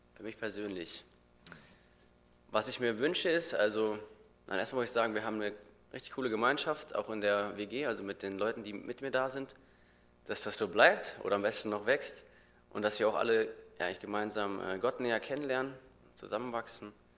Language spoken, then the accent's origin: German; North Hesse, Germany; moved away; ich komme eigentlich, würde ich sagen, aus dem genauso kleinen und schönen Café Ergersheim aus Nordhessen